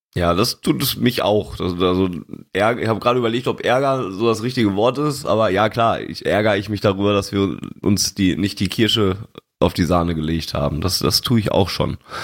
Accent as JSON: {"language": "German", "area": "Sauerland", "region": "North Rhine-Westphalia", "country": "Germany", "said": "bei uns im Sauerland"}